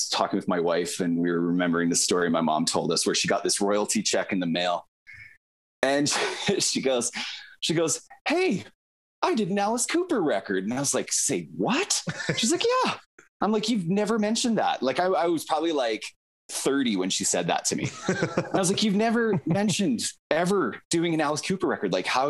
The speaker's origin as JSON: {"language": "English", "town": "Delta", "region": "Manitoba", "country": "Canada", "tie": "born there", "said": "my mom was born and raised in Delta, Manitoba, which is just on the southern cusp of Lake Manitoba"}